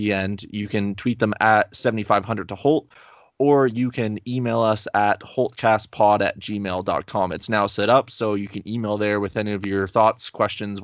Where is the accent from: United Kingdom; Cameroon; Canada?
Canada; I'm Canadian, but everyone thinks I'm American